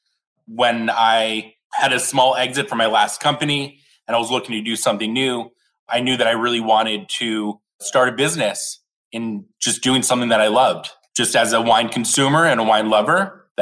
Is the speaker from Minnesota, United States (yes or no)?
no; Scottsdale, Arizona, United States; moved away as an adult; now in San Francisco, United States; I was back in my hometown of Scottsdale, Arizona